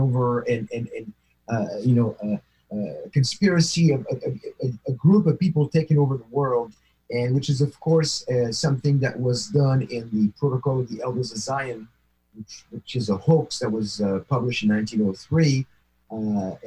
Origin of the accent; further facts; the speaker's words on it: near Paris, Île-de-France, France; moved away; my hometown near Paris on that kosher supermarket that I used to go there all the time because that's where I used to live